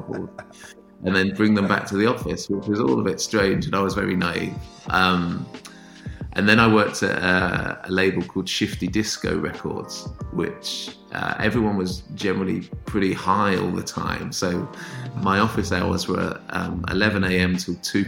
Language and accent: English; Northampton, East Midlands, United Kingdom; moved away; also born or lived in Manchester; my hometown is Northampton, which is in kind of halfway between Birmingham and London.